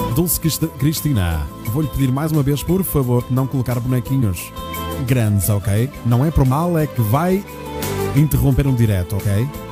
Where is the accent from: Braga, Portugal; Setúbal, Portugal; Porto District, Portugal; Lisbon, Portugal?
Porto District, Portugal; Maia; a minha terra da Maia, linda cidade da Maia